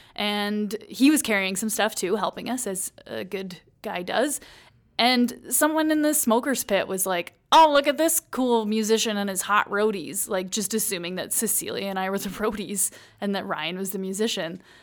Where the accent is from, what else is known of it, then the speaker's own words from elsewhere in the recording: Paisley, Ontario, Canada; moved away as an adult; also born or lived in St. Catharines, Ontario; now in Calgary, Canada; I grew up in a small town in Ontario. It's called Paisley.